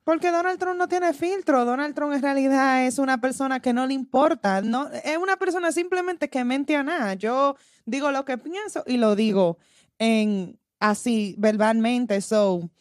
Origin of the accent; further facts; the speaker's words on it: Dominican Republic; puede ser por el país de que soy, de la República Dominicana